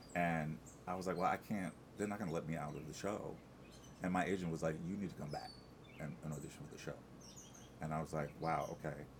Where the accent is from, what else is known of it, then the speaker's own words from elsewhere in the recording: Amityville, New York, United States; I'm from Long Island, uh, in a little town called Amityville